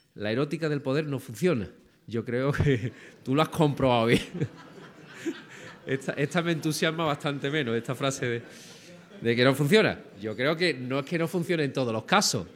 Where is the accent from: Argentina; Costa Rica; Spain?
Spain; Andalusia; tengo que vender mi tierra